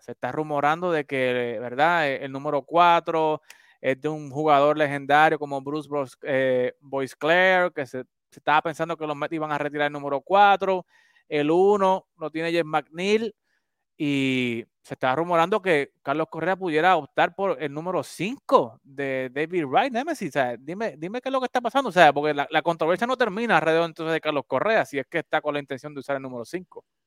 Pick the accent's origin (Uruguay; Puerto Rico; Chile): Puerto Rico; Yo soy de Macao